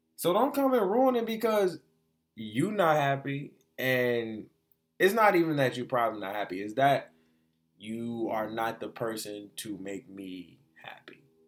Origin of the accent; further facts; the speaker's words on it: Detroit, Michigan, United States; also born or lived in Florida; I was raised in the three one three since I was like two years old